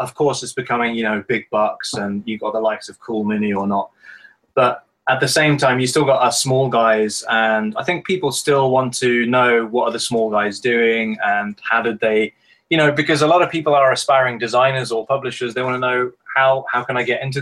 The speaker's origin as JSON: {"language": "English", "country": "United Kingdom", "said": "being British"}